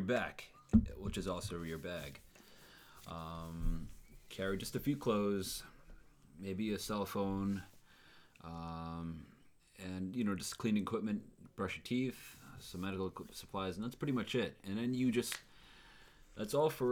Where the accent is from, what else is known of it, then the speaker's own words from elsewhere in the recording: Long Island, New York, United States; I'm from Long Island. I was born and raised here